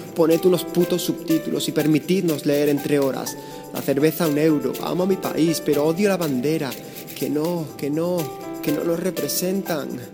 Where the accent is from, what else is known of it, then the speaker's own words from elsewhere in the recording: Spain; moved away as an adult; Nos educaron como españoles de primera